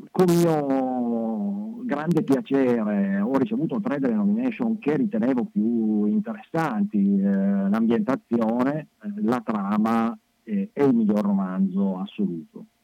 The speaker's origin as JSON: {"language": "Italian", "town": "Turin", "region": "Piedmont", "country": "Italy", "said": "sì, io sono torinese"}